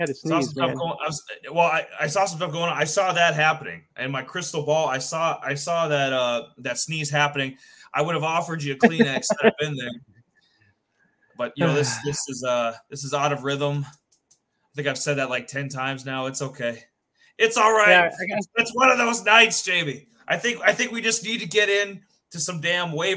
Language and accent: English; South Dakota, United States; we're from South Dakota